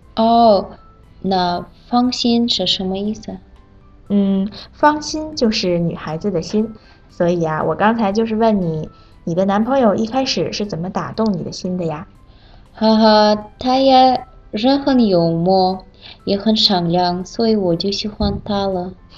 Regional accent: Kazakhstan; Chinese is a second language; 我是来自哈萨克斯坦的

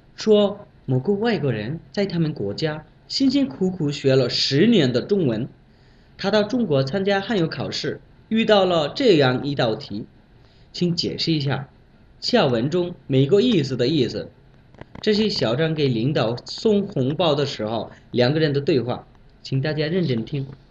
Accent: Bangladesh; Chinese is a second language; moved away as an adult; now in Beijing, China; 来自孟加拉国

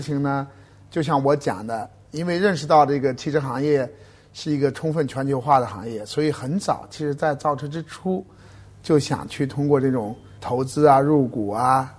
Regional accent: China; 我们中国人

